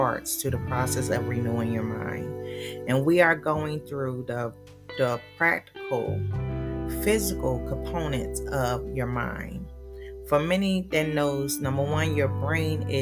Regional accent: Philadelphia, Pennsylvania, United States; moved away; I was born and raised in Philadelphia

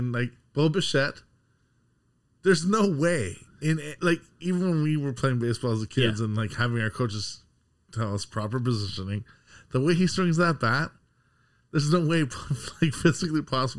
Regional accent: Canada

